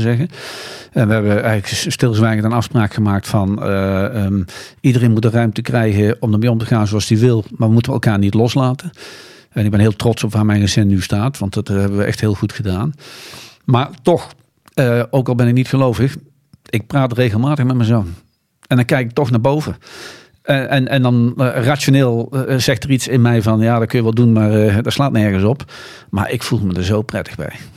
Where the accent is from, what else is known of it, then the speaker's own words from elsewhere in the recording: Netherlands; als Nederlanders